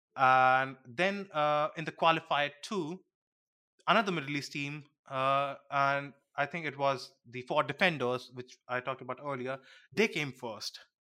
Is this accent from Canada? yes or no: no; India; being an Indian